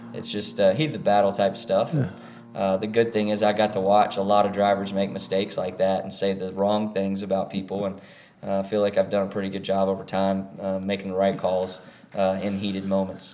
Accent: North Carolina, United States; my hometown and 336 and area code there.

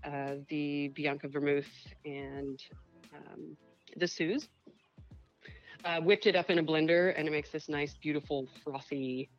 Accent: New Orleans, Louisiana, United States; my background, I'm from New Orleans

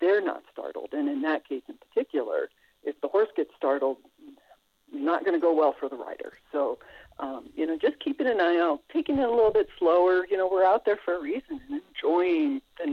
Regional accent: South Dakota, United States; I grew up in South Dakota

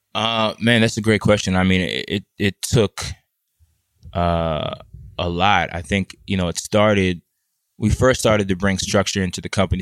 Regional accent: Washington, District of Columbia, United States; also born or lived in Boston; I'm from the D C metropolitan area

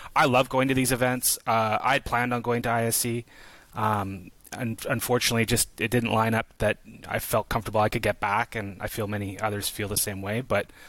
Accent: Canada; as a Canadian, as kind of like, to your point, Tim, as a, you know, kind of like this forgotten element, we're even a smaller contingent, right?

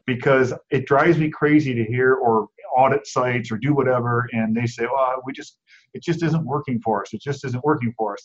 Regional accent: Cleveland, Ohio, United States; moved away as an adult; also born or lived in Buffalo, New York; now in Phoenix, United States; I grew up in Cleveland

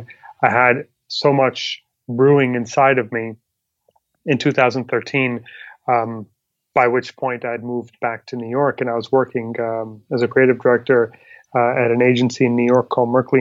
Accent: Pakistan; moved away; also born or lived in Dubai; I'm originally from Pakistan

